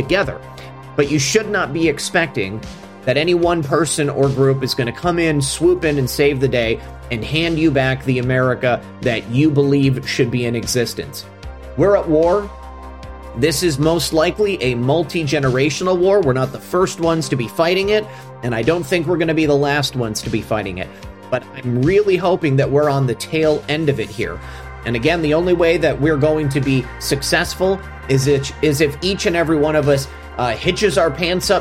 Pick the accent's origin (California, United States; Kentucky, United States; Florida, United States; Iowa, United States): Florida, United States; in Florida in my home state